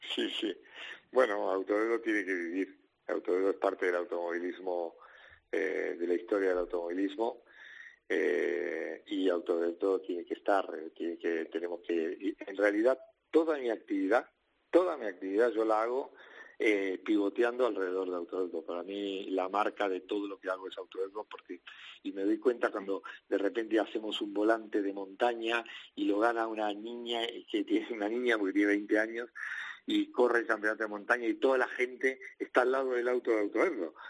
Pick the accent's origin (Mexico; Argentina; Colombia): Argentina; moved away as an adult; now in Spain; yo salí hace 20 años de mi país y en mi país, que es Argentina